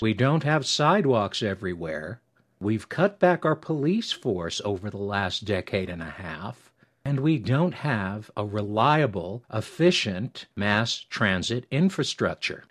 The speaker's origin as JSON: {"language": "English", "region": "New York", "country": "United States", "moved": "yes", "lives_now": "Colorado Springs, United States", "said": "I'm originally from New York"}